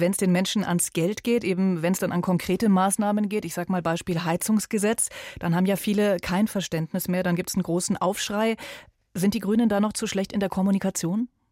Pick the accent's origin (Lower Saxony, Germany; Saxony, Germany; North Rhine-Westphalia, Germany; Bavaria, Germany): Bavaria, Germany; bei uns in Bayern